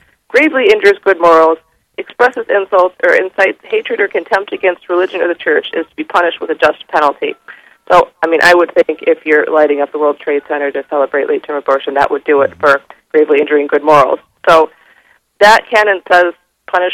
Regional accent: New York, United States; moved away as an adult; now in Minnesota, United States; I'm personally from New York. I just moved out here about 2.5 years ago

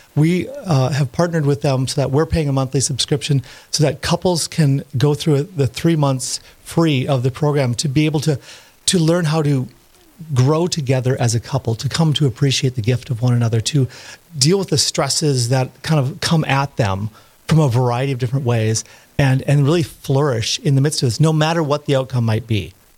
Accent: Park Rapids, Minnesota, United States; moved away; also born or lived in Steubenville, Ohio; I'm from Park Rapids, Minnesota originally

